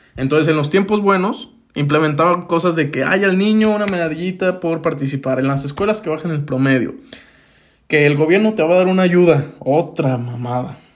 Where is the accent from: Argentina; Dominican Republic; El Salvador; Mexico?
Mexico; acá en México